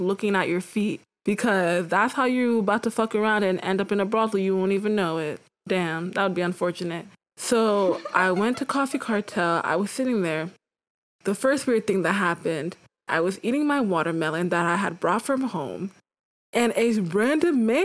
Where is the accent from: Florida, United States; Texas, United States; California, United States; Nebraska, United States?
Texas, United States; Houston; moved away; also born or lived in St. Louis, Missouri; I'm from Houston, Texas